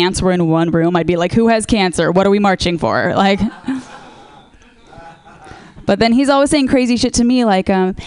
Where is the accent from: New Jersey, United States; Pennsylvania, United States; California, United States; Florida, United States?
California, United States; Orange County; I'm from Orange County